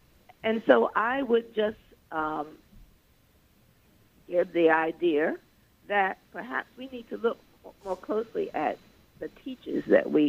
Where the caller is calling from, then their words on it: New York City, New York, United States; I'm calling from New York City.